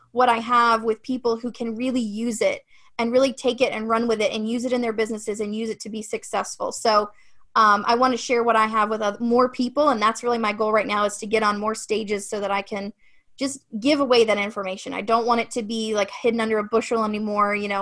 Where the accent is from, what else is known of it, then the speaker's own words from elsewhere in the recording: Ohio, United States; moved away; I'm from Ohio originally, so Midwest is kind of my thing